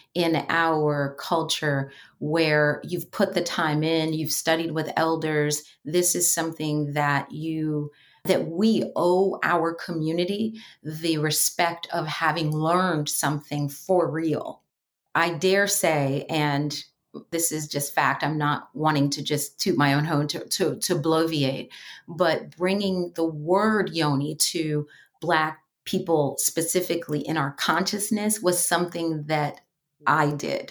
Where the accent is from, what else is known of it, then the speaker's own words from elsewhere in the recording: New York City, New York, United States; growing up in New York City